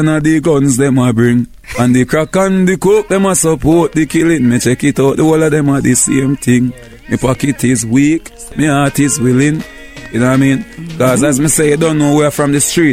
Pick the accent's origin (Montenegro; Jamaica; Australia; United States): Jamaica; Kingston; I'm from Uptown, the ghetto part of Uptown.